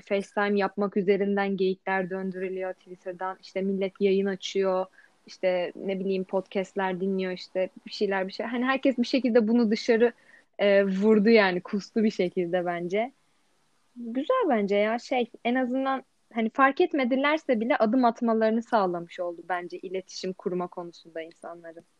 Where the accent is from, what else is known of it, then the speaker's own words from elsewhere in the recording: Istanbul, Turkey; also born or lived in Eskişehir; İstanbul'da yaşıyorum. Aslen de İstanbul'dayım